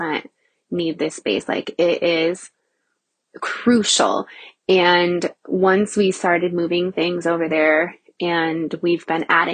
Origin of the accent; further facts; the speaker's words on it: Nebraska, United States; I had a commercial location in Nebraska, in my hometown